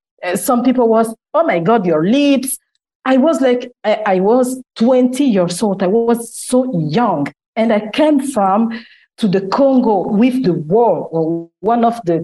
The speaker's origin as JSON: {"language": "English", "country": "Italy", "said": "17. And 2 years after, I come from Italy, just after the war."}